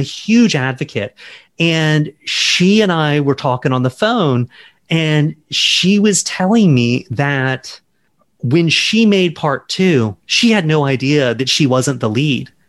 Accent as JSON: {"language": "English", "town": "Charleston", "region": "South Carolina", "country": "United States", "tie": "born or raised there", "said": "I grew up in South Carolina"}